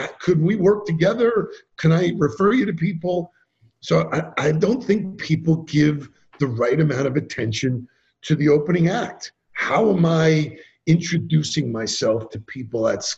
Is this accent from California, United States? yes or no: no; New York, United States; I'm from New York